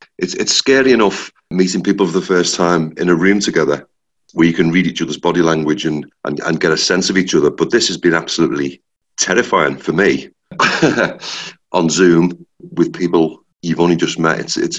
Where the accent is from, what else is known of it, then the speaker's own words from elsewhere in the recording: Liverpool, North West England, United Kingdom; We are five people from the City of Liverpool